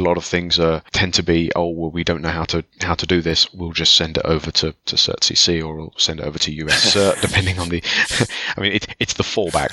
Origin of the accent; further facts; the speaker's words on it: England, United Kingdom; I'm English